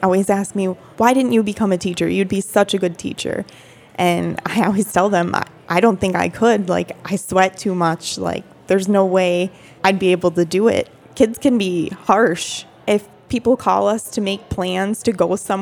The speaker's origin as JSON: {"language": "English", "region": "Upper Peninsula of Michigan", "country": "United States", "said": "We are both from the Upper Peninsula of Michigan"}